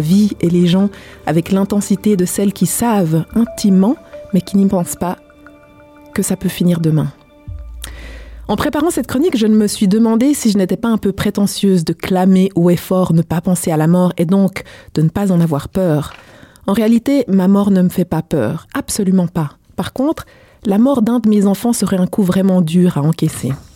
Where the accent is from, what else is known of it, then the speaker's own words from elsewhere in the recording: Switzerland; j'ai grandi euh, en Suisse, mais je suis d'origine congolaise